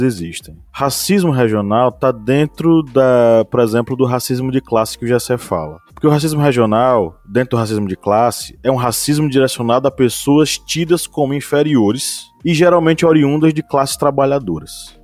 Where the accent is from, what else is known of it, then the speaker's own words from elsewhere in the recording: banks of the São Francisco River, northern Bahia, Brazil; accent: Bahia; now in São Miguel dos Campos, Brazil; Eu sou do norte da Bahia, beira do Rio São Francisco